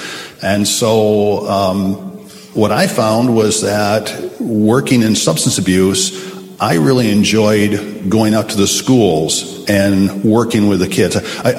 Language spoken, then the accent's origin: English; Holland, Michigan, United States; Well, I'm originally a Dutch boy. I was born in Holland, Michigan, which is a Dutch community. I have lived in Michigan most of my life, met my wife at Andrews University, at the university there in Michigan as well, and I'm a Michigander.